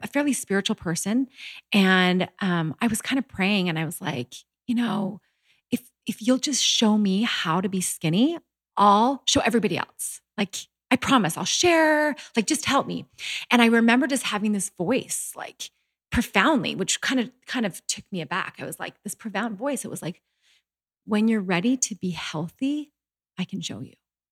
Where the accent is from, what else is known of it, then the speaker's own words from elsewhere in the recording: Canada; moved away as an adult; also born or lived in Utah; I was brought up in Canada, very healthy, you know, family